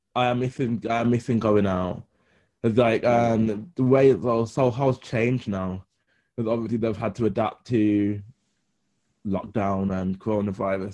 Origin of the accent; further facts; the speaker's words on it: Birmingham, West Midlands, United Kingdom; my city because I love Birmingham